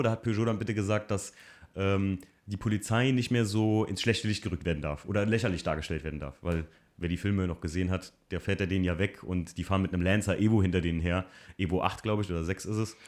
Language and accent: German; Germany; ich als Deutscher